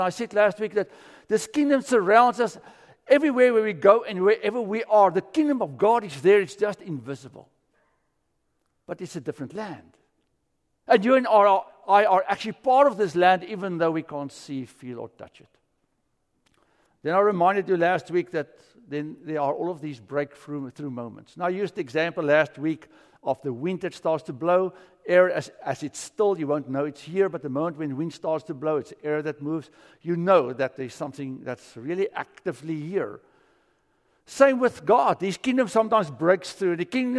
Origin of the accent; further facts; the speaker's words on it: South Africa; moved away as an adult; now in United States; America is strange. I came here from South Africa.